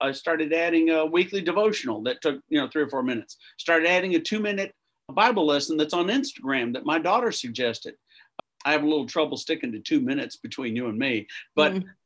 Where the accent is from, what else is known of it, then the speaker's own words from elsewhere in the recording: Austin, Texas, United States; also born or lived in Tennessee / New Jersey; I was born in Austin, Texas